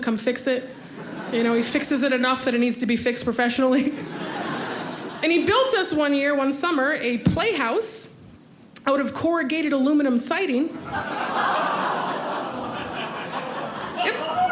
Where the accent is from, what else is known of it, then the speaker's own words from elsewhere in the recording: Tucson, Arizona, United States; I grew up in Arizona. I'm from Tucson, Arizona